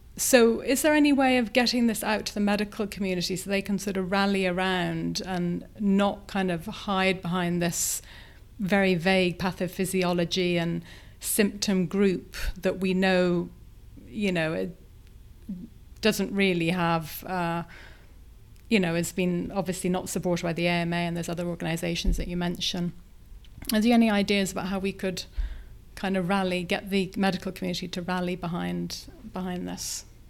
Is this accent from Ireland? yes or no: yes; Ireland; I'm Irish